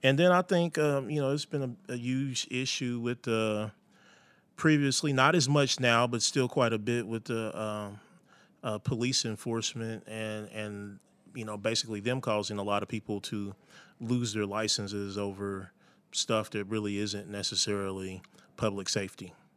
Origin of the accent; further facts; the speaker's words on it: Indianapolis, Indiana, United States; growing up in Indianapolis